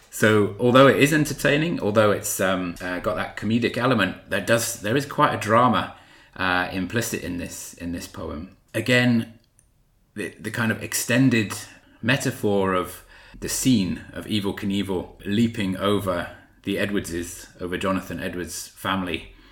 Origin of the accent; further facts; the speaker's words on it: South Wales, United Kingdom; I was brought up in South Wales, so that sometimes crept in there as I was reading